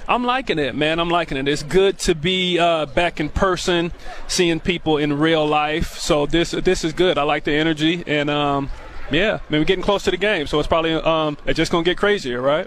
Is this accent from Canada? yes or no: no; Tacoma, Washington, United States; I grew up in Tacoma